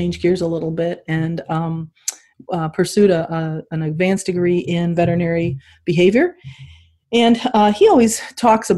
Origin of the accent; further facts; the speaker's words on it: Morton Grove, Illinois, United States; also born or lived in upstate New York; I actually was born in upstate New York in a very rural area, but I pretty much did my growing up in Morton Grove, Illinois, which is a north suburb of Chicago